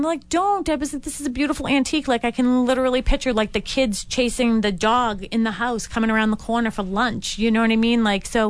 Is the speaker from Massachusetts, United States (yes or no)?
yes; Boston, Massachusetts, United States; growing up on Dorchester Ave with all that cement and everything, sidewalks.